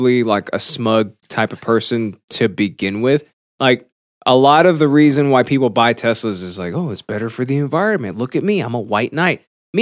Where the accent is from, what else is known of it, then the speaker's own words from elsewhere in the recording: Dallas, Texas, United States; also born or lived in Irving, Texas; I came from Oak Cliff and Irving